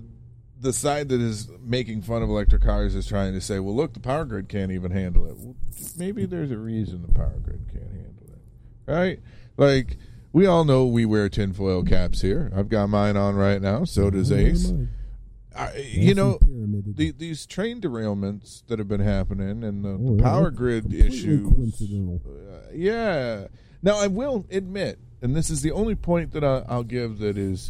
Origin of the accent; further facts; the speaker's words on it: Romulus, Michigan, United States; I grew up in Romulus, and we had the death train that rolled through